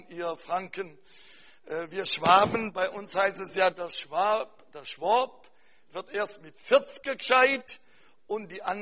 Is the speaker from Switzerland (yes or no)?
no; Cameroon; aber bei uns in Kamerun, da wird ein, Schaf- und Kuhhirte, wird Ganako genannt.